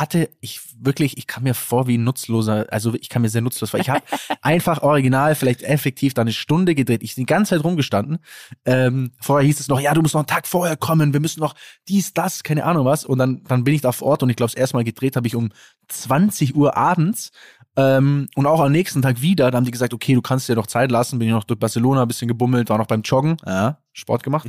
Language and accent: German; Kempten, Bavaria, Germany; bei uns in Kempten gibt's 5 Kilometer